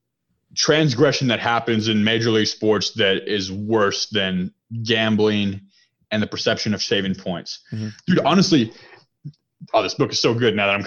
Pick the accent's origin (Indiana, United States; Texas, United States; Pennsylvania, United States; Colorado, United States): Texas, United States; Dallas; we're all from Dallas